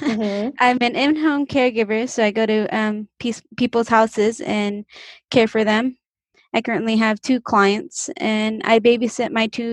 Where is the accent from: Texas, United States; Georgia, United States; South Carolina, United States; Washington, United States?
Washington, United States; Kennewick; born there; I was born here in Kennewick.